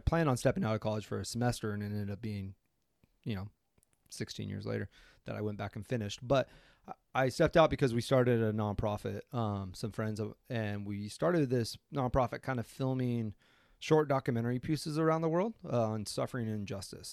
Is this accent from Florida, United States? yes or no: no; Coeur d'Alene, Idaho, United States; moved away as an adult; also born or lived in Boys Town, Nebraska; now in Maui, United States; grew up in Coeur d'Alene, Idaho, and currently live in Maui, Hawaii